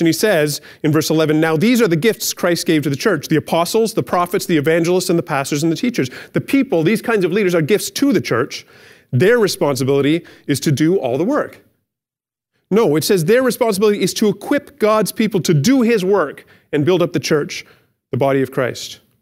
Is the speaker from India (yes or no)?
no; Canada; we're good Canadian citizens